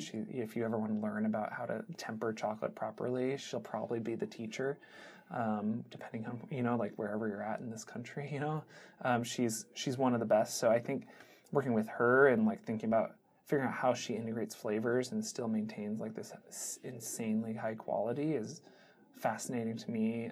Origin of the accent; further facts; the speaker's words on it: Seattle, Washington, United States; growing up in the Seattle area